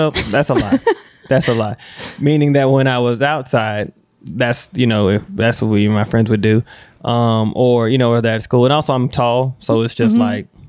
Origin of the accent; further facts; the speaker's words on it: South Carolina, United States; I grew up mostly in South Carolina.